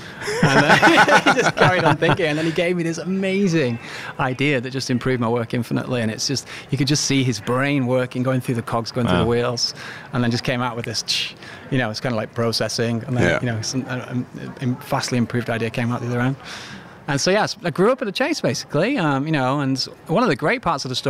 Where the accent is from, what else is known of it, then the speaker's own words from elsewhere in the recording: the north of England, United Kingdom; moved away as an adult; now in New York, United States; In the north of England